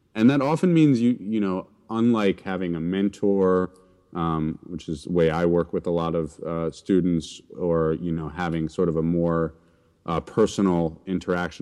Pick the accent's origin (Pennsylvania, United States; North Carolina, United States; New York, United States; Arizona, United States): New York, United States; New York City; grew up in, mostly in New York City